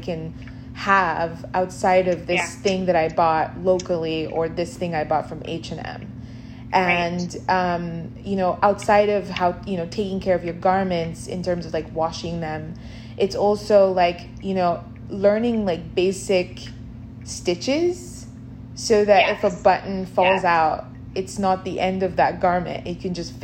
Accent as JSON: {"language": "English", "country": "Nigeria", "tie": "born or raised there", "moved": "yes", "said": "growing up in Nigeria"}